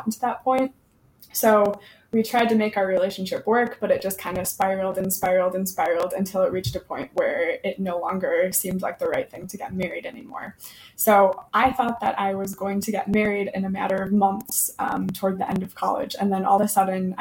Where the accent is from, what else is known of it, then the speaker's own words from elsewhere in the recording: Fond du Lac, Wisconsin, United States; moved away as an adult; now in Milwaukee, United States; I am from Fond du Lac originally